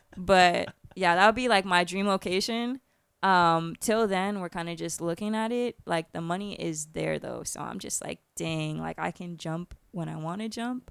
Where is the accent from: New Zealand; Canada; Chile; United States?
United States; Orlando, Florida; I'm Irish and Puerto Rican, and I grew up in Orlando